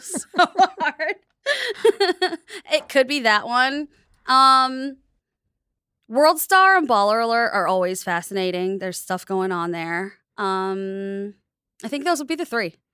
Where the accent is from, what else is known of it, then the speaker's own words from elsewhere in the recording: United States; I grew up in the United States